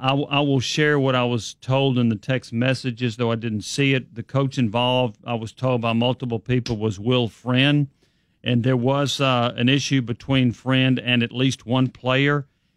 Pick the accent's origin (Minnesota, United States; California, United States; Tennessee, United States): Tennessee, United States; Memphis; From where I come from, I'm from Memphis, Tennessee.